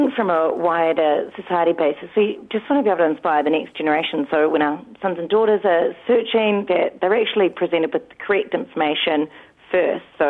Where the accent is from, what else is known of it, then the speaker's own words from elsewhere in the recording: New Zealand; as a Kiwi